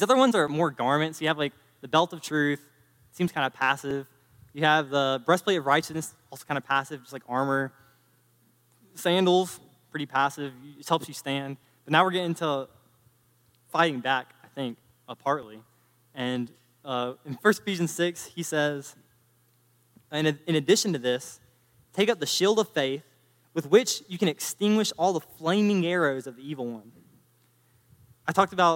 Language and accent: English; North Carolina, United States; I'm from North Carolina